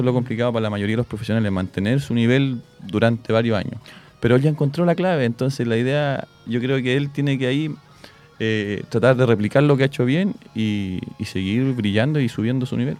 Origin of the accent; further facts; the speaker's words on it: Santiago, Santiago Metropolitan Region, Chile; moved away; Yo soy de Santiago, en Santiago jugaba mucho